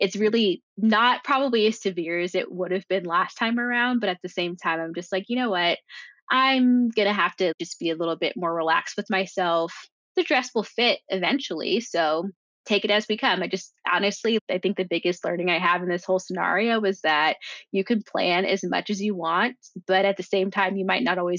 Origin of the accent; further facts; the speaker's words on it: Jamaica; in addition to having the wedding in my home country, but being able to really focus on the food and all of the things that I know we love and grow up with and usually have. There is one tradition is our Jamaican black cake.